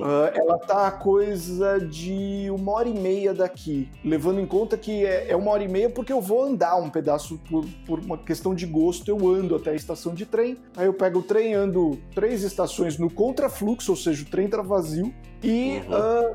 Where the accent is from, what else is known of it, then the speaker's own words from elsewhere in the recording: São Paulo, Brazil; eu sou, eu sou de São Paulo, tô aqui na Moca